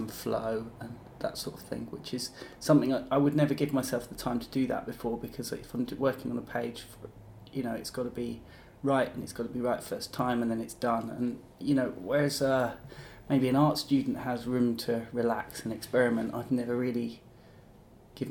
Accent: Kent, South East England, United Kingdom; moved away as an adult; also born or lived in Leeds; now in Brighton, United Kingdom; I grew up in Kent, and then I went to university in Leeds, which is where Thought Bubble was, and I stayed there for 10 years.

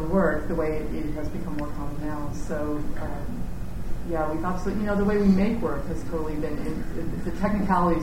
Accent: Canada; being a Canadian

